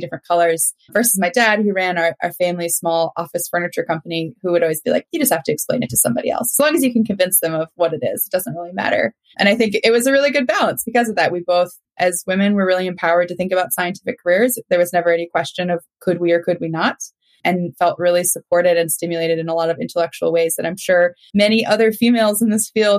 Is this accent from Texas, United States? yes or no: no; Minnesota, United States; now in North Carolina, United States; you can't tell by the accent. I'm a Minnesotan. So I don't say y'all